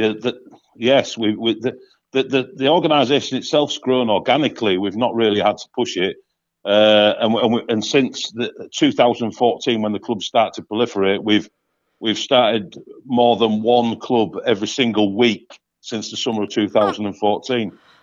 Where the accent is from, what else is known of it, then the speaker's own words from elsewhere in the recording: Hull, Yorkshire and the Humber, United Kingdom; here in my hometown in Hull, Hull East Yorkshire